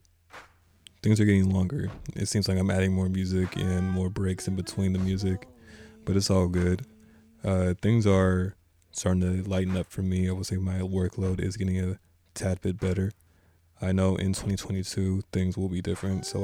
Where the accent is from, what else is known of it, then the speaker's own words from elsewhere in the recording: Berkeley, California, United States; I'm from Berkeley